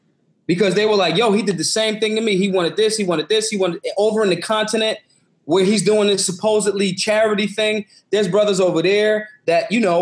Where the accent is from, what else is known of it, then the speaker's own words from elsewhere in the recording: Philadelphia, Pennsylvania, United States; I'm from Philly